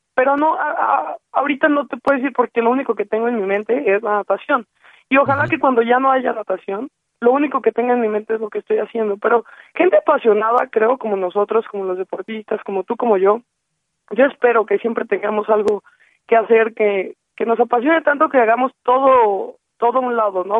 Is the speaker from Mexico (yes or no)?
yes; Mexico; somos los mexicanos